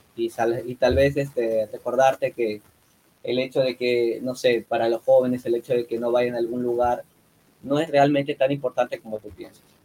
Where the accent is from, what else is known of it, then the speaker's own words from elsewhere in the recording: Piura, Peru; Nosotros solamente estábamos enfocados en Piura, somos de Piura